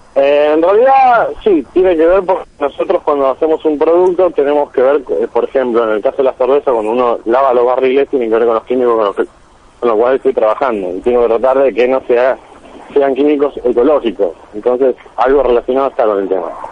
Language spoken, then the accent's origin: Spanish; Buenos Aires, Argentina; de Villa Rachuelo